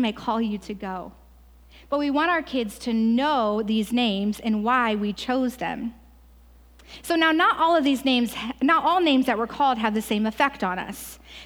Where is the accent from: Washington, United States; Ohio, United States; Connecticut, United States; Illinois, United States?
Ohio, United States; moved away; I'm also from Ohio.